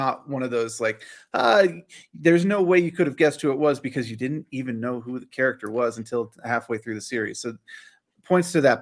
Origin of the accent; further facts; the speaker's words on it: Northern Virginia, United States; I grew up in Northern Virginia